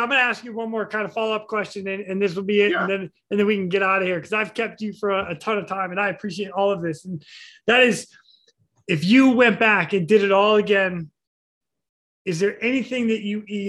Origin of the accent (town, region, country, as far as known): Ashburnham, Massachusetts, United States; born or raised there; moved away